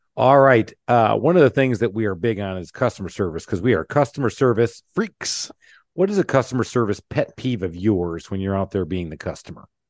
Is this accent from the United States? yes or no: yes; Michigan, United States; I grew up in Michigan, uh, in the auto world